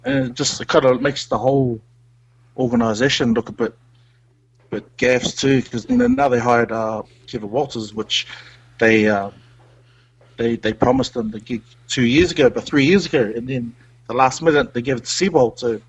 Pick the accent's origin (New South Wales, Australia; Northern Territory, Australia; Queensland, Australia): Queensland, Australia; Gold Coast; I'm actually from the Gold Coast.